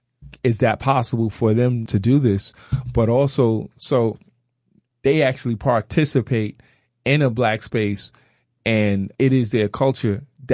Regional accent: New York City, New York, United States; now in Jeffersonville, United States; I grew up in Brooklyn, New York, Crown Heights.

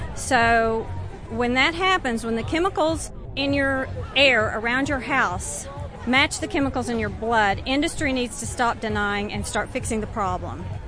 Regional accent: Texas, United States; I'm from Texas. I lived in Wise County in North Texas

